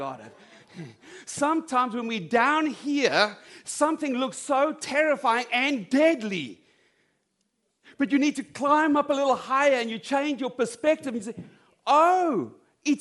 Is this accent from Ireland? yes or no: no; South Africa; moved away; I come from South Africa